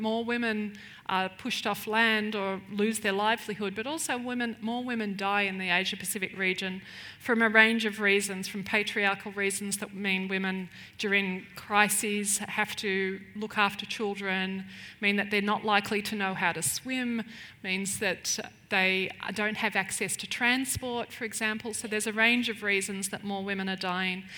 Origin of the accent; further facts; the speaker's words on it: Melbourne, Victoria, Australia; moved away as an adult; now in Chiang Mai, Thailand; I'm originally from Melbourne